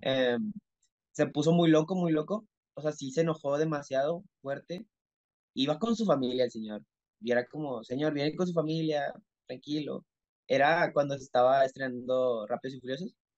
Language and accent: Spanish; Mexico; soy mexicano, tengo 20 años de edad